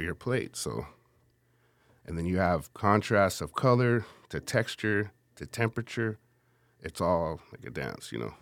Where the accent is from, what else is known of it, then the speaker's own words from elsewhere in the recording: San Antonio, Texas, United States; Born and raised on the southeast side of San Antonio